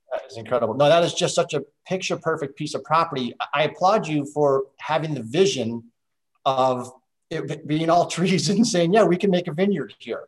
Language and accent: English; Midwest, United States; I grew up on a farm, didn't do you know, it was row crops, uh, beans and corn in the Midwest